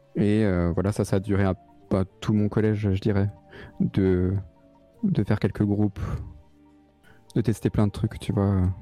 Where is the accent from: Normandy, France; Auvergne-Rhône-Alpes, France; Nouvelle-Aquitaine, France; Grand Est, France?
Grand Est, France; Alsatian countryside; moved away as an adult; also born or lived in Strasbourg; now in Paris, France; là d'où je viens. Donc c'est dans la campagne alsacienne, tu vois, euh, les petits villages et tout ça